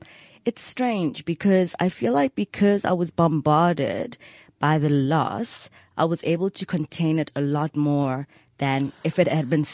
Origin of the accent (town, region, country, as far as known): Johannesburg, Gauteng, South Africa; born or raised there; accent: private school accent; also born or lived in Polokwane (Pietersburg)